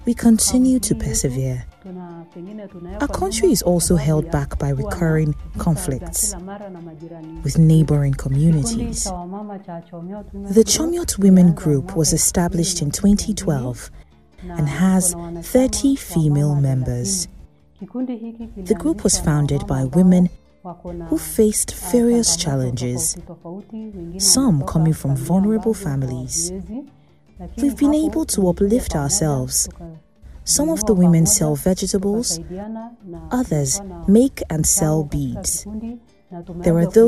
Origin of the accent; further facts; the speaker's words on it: Kongelai, West Pokot County, Kenya; I live in Kongelai. I was brought up here in Kongelai.